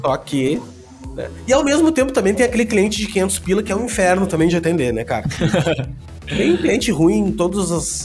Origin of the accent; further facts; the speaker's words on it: Gaúcho, Rio Grande do Sul, Brazil; eu sou gaúcho